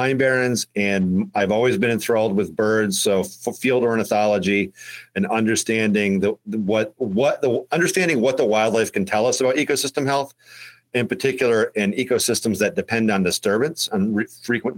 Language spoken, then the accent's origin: English; Johnstown, New York, United States; Originally, I'm from the northern edge of Johnstown, New York